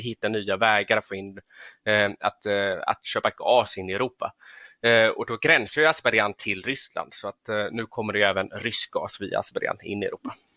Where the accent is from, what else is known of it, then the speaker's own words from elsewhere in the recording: Gothenburg, Västra Götaland, Sweden; född och uppvuxen i Göteborg